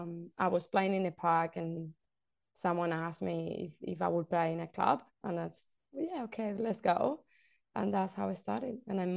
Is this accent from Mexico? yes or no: no; Spain; moved away as an adult; now in Australia; I'm from Spain.